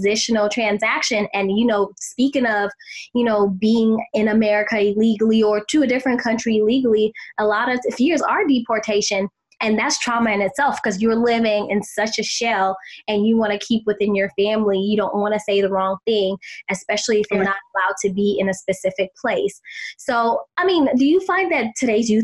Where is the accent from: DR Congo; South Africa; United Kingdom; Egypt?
South Africa; moved away; I was actually born and raised in South Africa